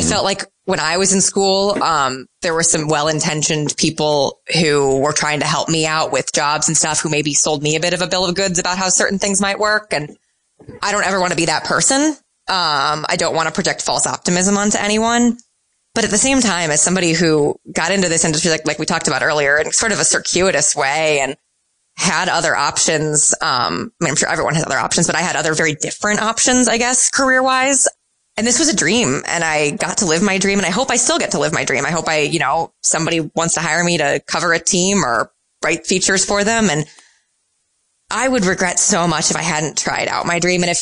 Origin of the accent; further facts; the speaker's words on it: Midwest, United States; now in New York, United States; um, I'm a Midwesterner. Um, and I'm, I probably would make a poor New Yorker.